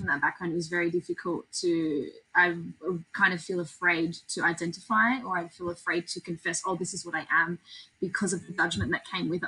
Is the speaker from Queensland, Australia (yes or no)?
no; Sydney, New South Wales, Australia; I'm very proud to be Aussie, I'm very proud to be from this country